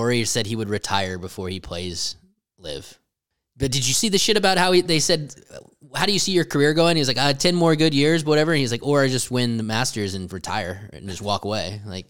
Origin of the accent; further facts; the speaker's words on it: Florida, United States; Yeah. Florida. Hey, I'm from Florida.